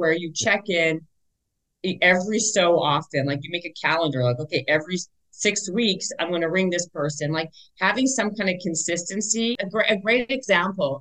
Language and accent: English; Winnipeg, Manitoba, Canada; now in Los Angeles, United States; I'm from the north end. I'm from Garden City in Winnipeg.